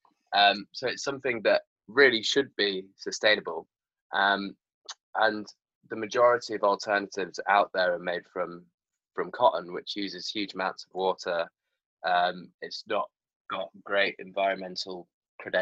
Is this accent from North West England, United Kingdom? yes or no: no; Yorkshire and the Humber, United Kingdom; now in London, United Kingdom; I'm from Yorkshire